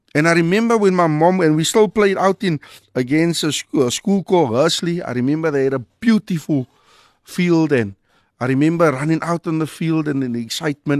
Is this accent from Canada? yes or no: no; Cape Town, Western Cape, South Africa; growing up in Mitchells-Plain